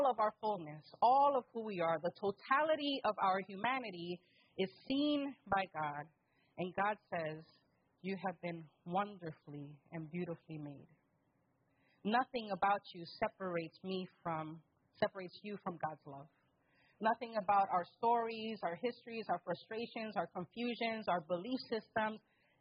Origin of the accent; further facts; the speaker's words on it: New York City, New York, United States; I'm from the Bronx